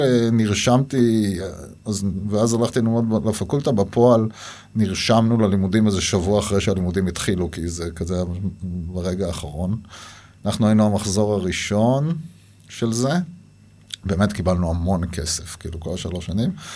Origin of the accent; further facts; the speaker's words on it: Nirim, Southern District, Israel; נולדתי בנירים, אני דור שלישי שם